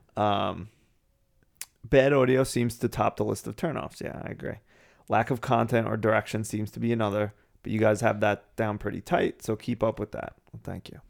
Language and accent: English; New England, United States; I kinda just look at myself as an American